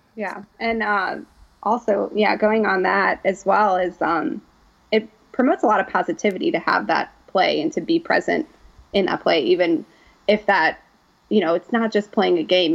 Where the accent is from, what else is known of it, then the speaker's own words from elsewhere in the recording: Chicago, Illinois, United States; moved away as an adult; now in Oxford, United States; I'm originally from the Chicagoland area